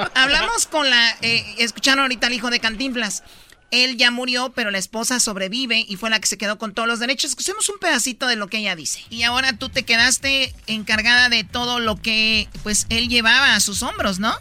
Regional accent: Jiquilpan, Michoacán, Mexico; mi pueblo, Jiquilpan, Michoacán

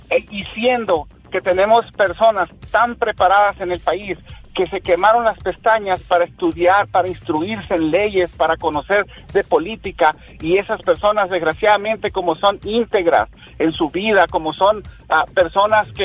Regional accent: a town near Los Mochis, Sinaloa, Mexico; now in Arizona, United States; yo soy de un pueblo muy cercano a Los Mochis Sinaloa.

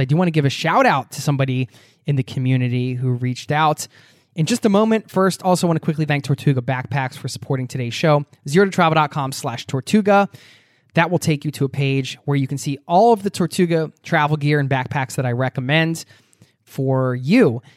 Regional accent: outside of Philadelphia, Pennsylvania, United States; moved away; also born or lived in Norway; I grew up outside of Philadelphia area

